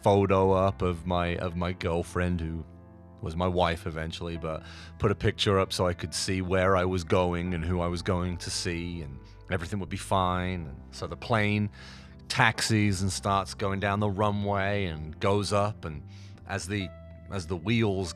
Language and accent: English; United Kingdom; I was very British and didn't want to leave Britain